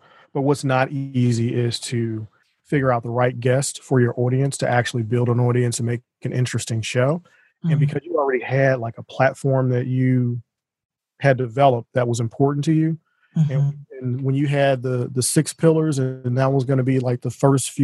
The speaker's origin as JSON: {"language": "English", "town": "St. Louis", "region": "Missouri", "country": "United States", "tie": "born or raised there", "said": "in my hometown"}